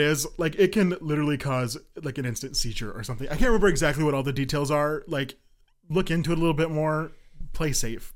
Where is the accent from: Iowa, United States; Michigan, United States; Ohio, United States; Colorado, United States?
Colorado, United States; moved away as an adult; now in Kansas, United States; I'm from Colorado.